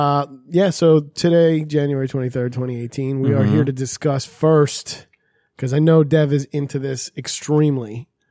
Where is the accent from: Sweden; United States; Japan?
United States; New York City, New York; also born or lived in Queens; I'm from Brooklyn, but I was born in Queens for all 2 days.